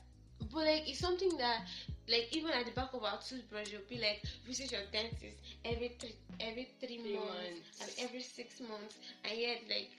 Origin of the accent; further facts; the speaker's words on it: Nigeria; as a Nigerian